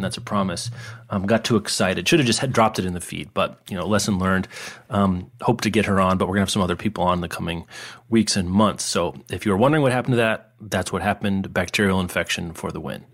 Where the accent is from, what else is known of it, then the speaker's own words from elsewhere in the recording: Lawrence, Kansas, United States; I grew up in Kansas